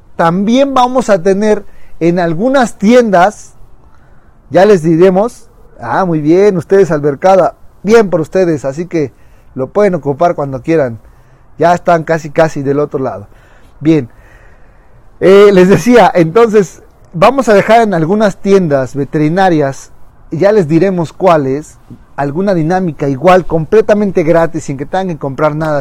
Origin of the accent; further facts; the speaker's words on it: Puebla, Mexico; nosotros que somos de Puebla